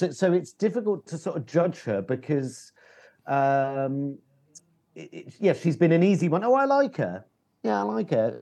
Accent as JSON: {"language": "English", "region": "London", "country": "United Kingdom", "said": "as a Londoner"}